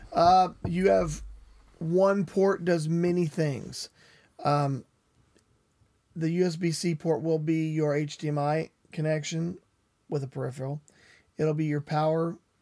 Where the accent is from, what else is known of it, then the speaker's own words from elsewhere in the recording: West Virginia, United States; I grew up in West Virginia.